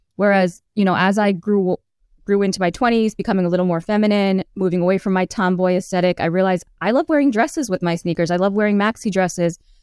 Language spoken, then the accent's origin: English; New York City, New York, United States; as a child growing up in Queens.